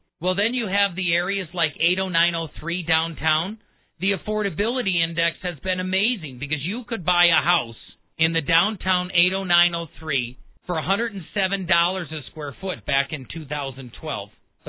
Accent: Milwaukee, Wisconsin, United States; moved away; also born or lived in El Paso County, Colorado; I was born and raised in Milwaukee, right on Lake Michigan.

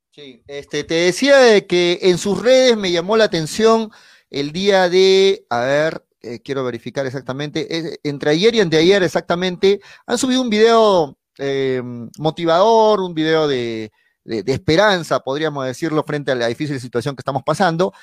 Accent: Arequipa, Peru; soy arequipeño

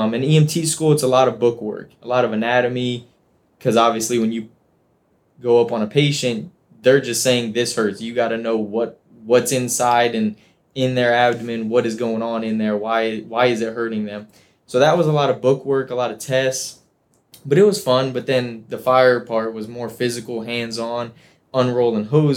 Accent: Bradenton, Florida, United States; also born or lived in New Hampshire; I grew up in Bradenton

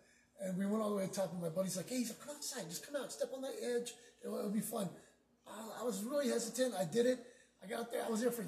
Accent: Houston, Texas, United States; now in Corpus Christi, United States; I'm originally from Houston.

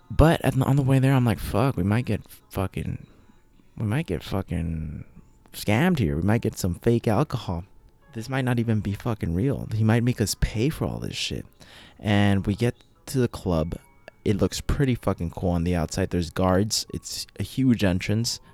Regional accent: United States; I'm from the United States

